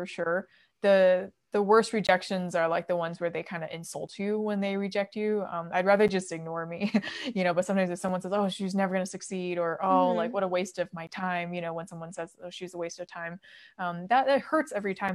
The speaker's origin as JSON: {"language": "English", "country": "United States", "tie": "born or raised there", "also_born_or_lived": "Beijing, China", "said": "growing up in America"}